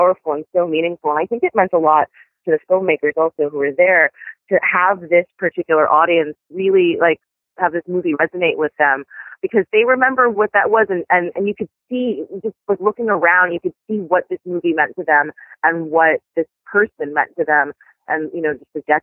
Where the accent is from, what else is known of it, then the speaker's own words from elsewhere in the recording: New York City, New York, United States; I grew up in Washington Heights, and I lived there at the time